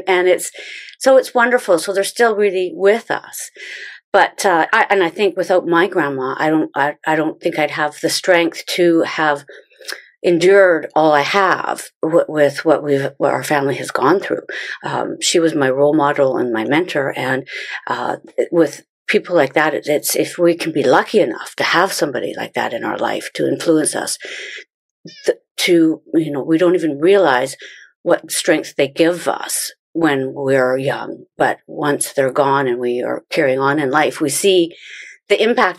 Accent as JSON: {"language": "English", "town": "Chilliwack", "region": "British Columbia", "country": "Canada", "tie": "born or raised there", "also_born_or_lived": "Burnaby, Canada", "said": "I was born and raised in Chilliwack. I did live in Vancouver for 10 years, actually, in Burnaby"}